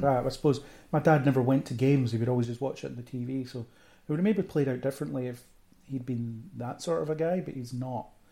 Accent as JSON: {"language": "English", "town": "Falkirk", "region": "Scotland", "country": "United Kingdom", "tie": "born or raised there", "moved": "as an adult", "lives_now": "Edinburgh, United Kingdom", "said": "I'm from Falkirk originally. I currently live in Edinburgh, so background is grew up in Falkirk"}